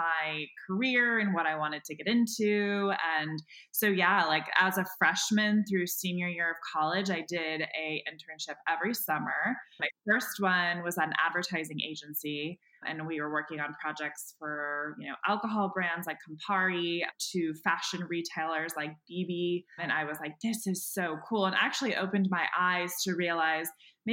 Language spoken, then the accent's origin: English; San Diego, California, United States; also born or lived in San Francisco / New York / San Luis Obispo; now in Los Angeles, United States; I'm from San Diego. Well, I kind of grew up in San Francisco, lived in New York for like a small bit of time, and then kind of landed in San Diego. And that's where I did elementary through high school.